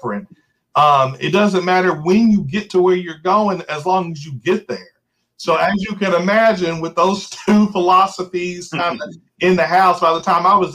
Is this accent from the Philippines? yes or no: no; New Albany, Indiana, United States; I was born and raised here in New Albany